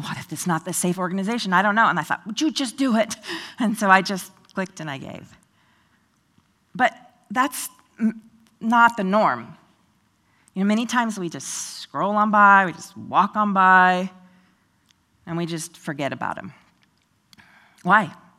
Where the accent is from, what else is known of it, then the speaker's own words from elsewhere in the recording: Oregon, United States; now in Tennessee, United States; Growing up in Oregon, I believed in God but I wasn't a Christian.